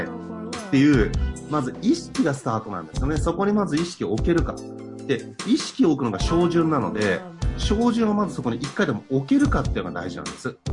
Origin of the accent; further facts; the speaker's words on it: Hachioji, Tokyo, Japan; 僕八王子出身だから多摩地区